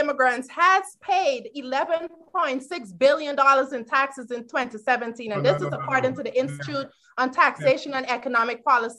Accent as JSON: {"language": "English", "country": "Guyana", "moved": "yes", "lives_now": "United States", "said": "I am from Guyana."}